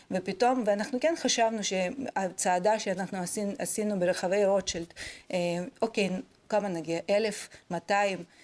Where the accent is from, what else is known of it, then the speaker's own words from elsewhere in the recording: Israel; אני חייבת להגיד שאני אה, נדהמתי בתור ישראלית לגלות את העמדה של אה, מדינת ישראל אה, בכלל בכל הקונפליקט הזה.